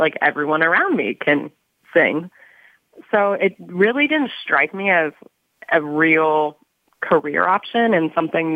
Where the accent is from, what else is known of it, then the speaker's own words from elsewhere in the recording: Lancaster, Pennsylvania, United States; moved away as an adult; now in Pittsburgh, United States; I grew up in Lancaster, PA, which is close to Philadelphia.